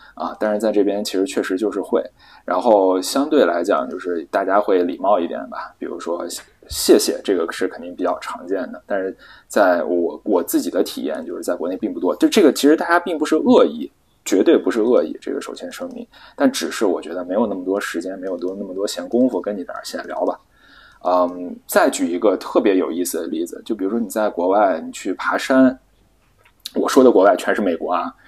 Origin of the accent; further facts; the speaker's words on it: China; 我们都是中国人